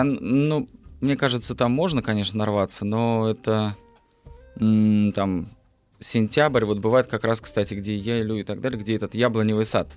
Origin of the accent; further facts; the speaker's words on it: Altai Krai, Russia; moved away; я родился на Алтае